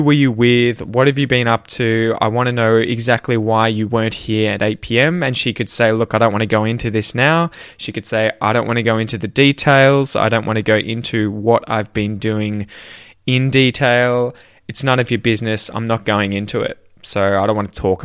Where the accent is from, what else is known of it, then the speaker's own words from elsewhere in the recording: Australia; accent: Australian; my Australian accent